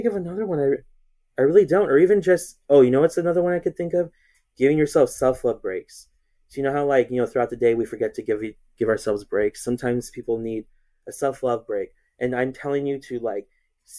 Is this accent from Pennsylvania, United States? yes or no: no; Chino, California, United States; I grew up here in the same place. I am in Chino, California